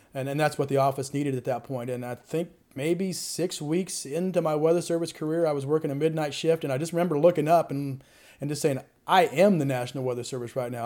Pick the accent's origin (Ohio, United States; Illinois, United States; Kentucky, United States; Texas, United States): Illinois, United States; Murphysboro; also born or lived in St. Louis area; I'm from Murfreesboro, Illinois